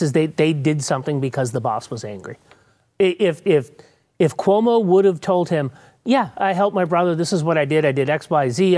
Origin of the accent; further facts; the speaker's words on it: New England, United States; now in Texas, United States; I'm from New England